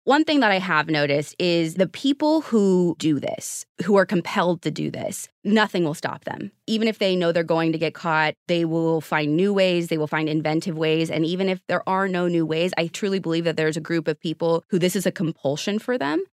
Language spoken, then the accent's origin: English; Midwest, United States; moved away; also born or lived in Arizona; I grew up in the Midwest in an area that was, like, overcast all the time. And I ended up moving to Arizona